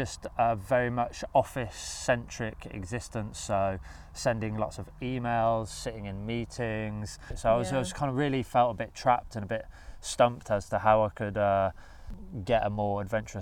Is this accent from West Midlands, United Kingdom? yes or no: yes; Birmingham, West Midlands, United Kingdom; I grew up in Birmingham and spent all of my childhood and most of my adult life living in Birmingham